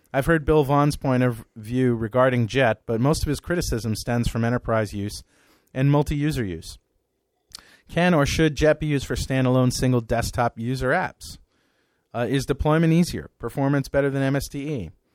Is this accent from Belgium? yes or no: yes; Belgium; English is a second language; Being a European myself, I'm from Belgium, I feel kind of sorry for him.